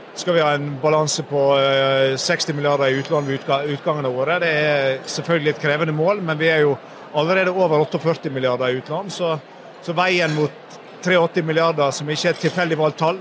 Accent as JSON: {"language": "Norwegian", "area": "Sogn og Fjordane", "region": "Vestland", "country": "Norway", "tie": "born or raised there", "moved": "yes", "said": "du snakker til en fyr som var født og oppvokst i Sogn og Fjordane"}